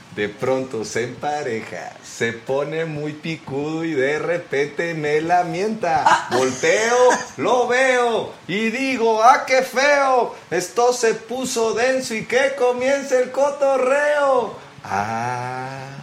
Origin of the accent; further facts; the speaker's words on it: Monterrey, Nuevo León, Mexico; Nosotros como regios